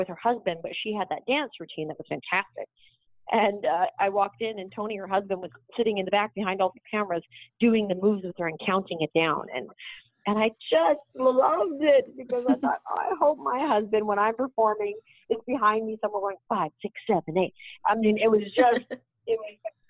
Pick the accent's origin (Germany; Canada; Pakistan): Canada; moved away; I grew up in Canada.